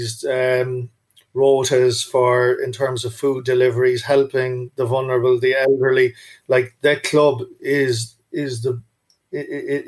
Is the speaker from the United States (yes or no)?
no; Cork, Munster, Ireland; when I was growing up in Cork